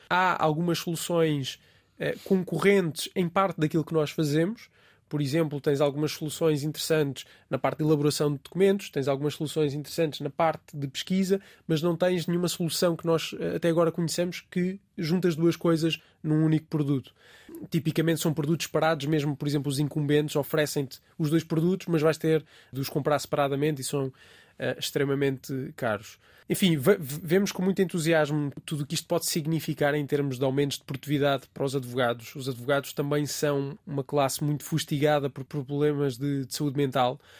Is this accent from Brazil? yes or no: no; Ribatejo, Portugal; moved away as an adult; also born or lived in Alentejo; now in Lisbon, Portugal; sou alentejano de nascimento e tenho uma boa parte da minha família no Alentejo, embora nunca tenha vivido lá. Sinto que tenho essas raízes uh, alentejanas. Vivi, na verdade, grande parte da minha vida no Ribatejo